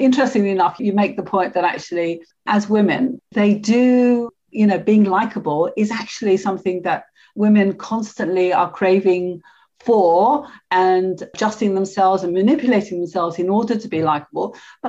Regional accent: London, United Kingdom; accent: Cockney; I distinctly remember adjusting my accent to the upper middle class when I went to university, you know, from being a very Cockney style accent when I lived in Paddington.

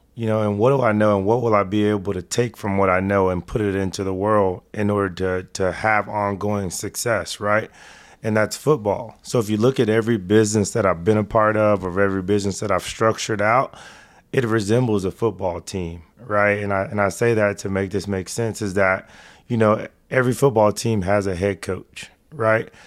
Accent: Dallas, Texas, United States; To do it in my hometown

